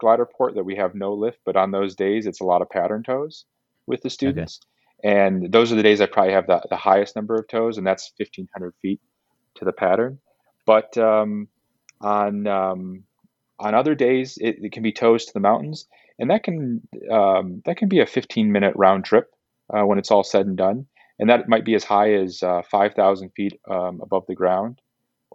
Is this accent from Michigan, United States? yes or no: yes; Kalamazoo, Michigan, United States; moved away as an adult; also born or lived in Los Angeles, California; now in Southern California, United States; I grew up in Kalamazoo, Michigan